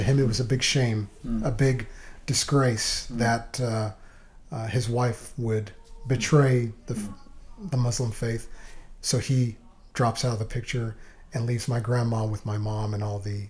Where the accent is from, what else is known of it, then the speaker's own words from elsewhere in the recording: Malaga, Andalusia, Spain; now in Waco, United States; Oh, Jimmy, Malaga, Spain is beautiful.